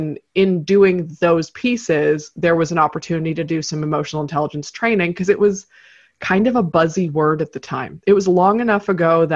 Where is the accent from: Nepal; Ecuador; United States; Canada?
Canada; I am based in Toronto, Canada. So that is, I don't do all my work here and I'm from Canada, but I've lived a few different places in my life